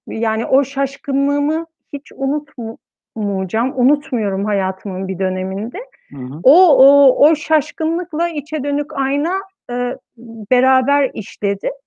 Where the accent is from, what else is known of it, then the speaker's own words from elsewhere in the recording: Istanbul, Turkey; moved away as an adult; also born or lived in Ankara; İstanbul'da doğdum, büyüdüm